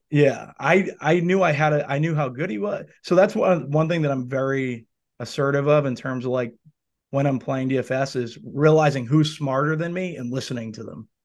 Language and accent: English; Boston, Massachusetts, United States; I grew up in the North End